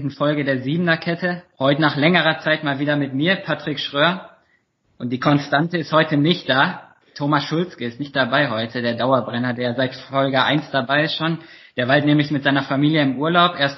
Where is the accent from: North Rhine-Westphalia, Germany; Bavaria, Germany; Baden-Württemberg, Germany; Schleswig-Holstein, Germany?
North Rhine-Westphalia, Germany; Lünen; Ich komme ja auch aus Lünen, du warst ein Jahr in Lünen.